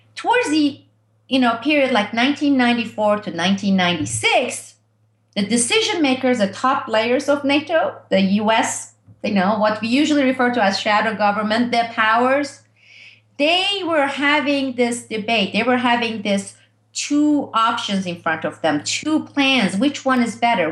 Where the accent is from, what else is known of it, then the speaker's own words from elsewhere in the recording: Turkey; moved away; when I was growing up in Turkey